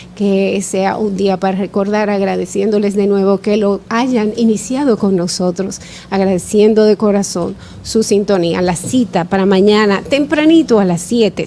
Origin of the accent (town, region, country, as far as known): Dominican Republic